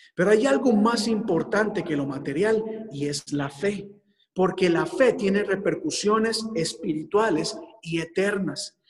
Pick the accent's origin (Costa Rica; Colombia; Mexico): Costa Rica; moved away as an adult; en mi país